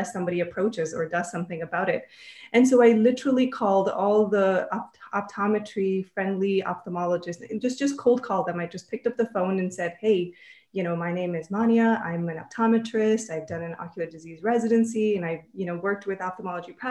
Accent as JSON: {"language": "English", "country": "Canada", "also_born_or_lived": "Minnesota / Texas", "moved": "yes", "lives_now": "Vancouver, Canada", "said": "we're Canadian, we always kind of wanted to move back to Canada."}